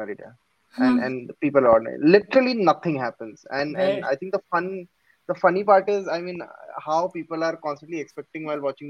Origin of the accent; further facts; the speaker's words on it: India; first language Gujarati; because even my mother tongue is Gujarati.